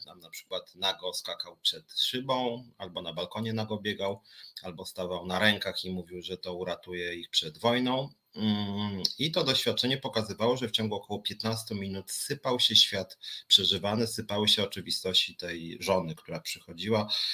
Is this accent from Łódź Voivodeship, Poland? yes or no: no; Warsaw, Masovian Voivodeship, Poland; wywodzę po prostu z Warszawy